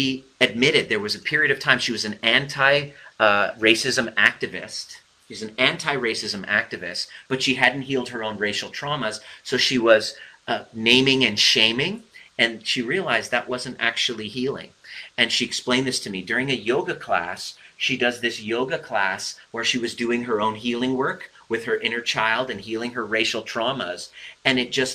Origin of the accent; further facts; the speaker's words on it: Iran; I'm Persian.